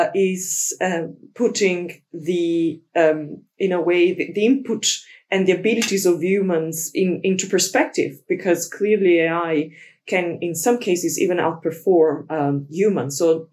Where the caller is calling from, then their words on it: London, United Kingdom; I'm calling in from London, the rainy London.